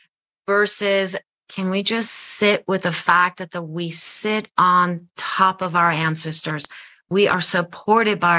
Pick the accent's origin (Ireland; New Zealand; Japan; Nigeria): Japan; now in United States; I'm from Japan. I grew up in Japan.